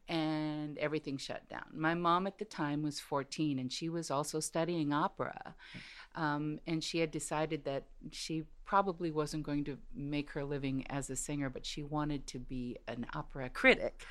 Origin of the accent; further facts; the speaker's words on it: United States; I'm first generation American